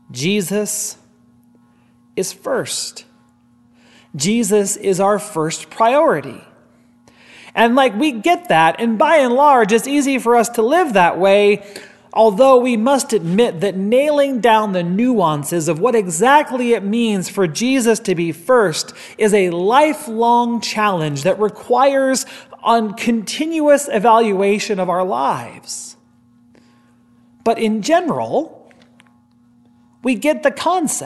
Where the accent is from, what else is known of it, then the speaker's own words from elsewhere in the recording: Gregory, South Dakota, United States; moved away; the Christian radio station in my hometown of Gregory, South Dakota